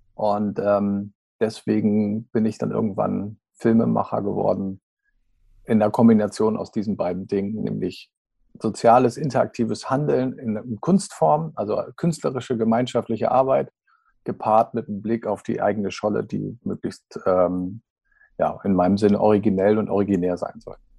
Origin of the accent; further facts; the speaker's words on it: Schleswig-Holstein, Germany; also born or lived in Kiel / Dithmarschen; Ich komme aus Schleswig-Holstein.